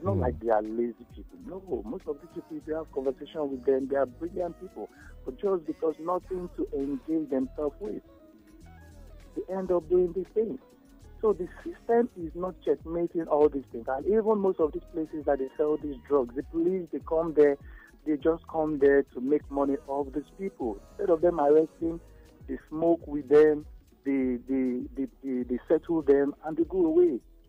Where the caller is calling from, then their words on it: Ijebu, Ogun State, Nigeria; I'm calling from Ijibu.